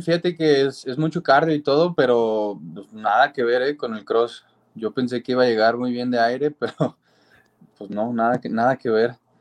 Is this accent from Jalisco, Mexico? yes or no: yes; Guadalajara, Jalisco, Mexico; Pues yo soy de Guadalajara, Jalisco, de acá